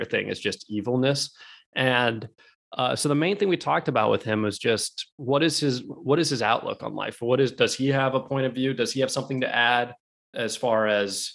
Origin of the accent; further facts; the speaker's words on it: Alaska, United States; we grew up in Alaska